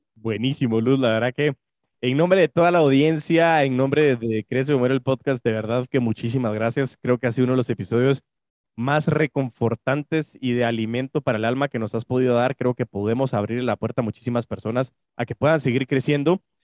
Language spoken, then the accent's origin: Spanish; Guatemala; como guatemaltecos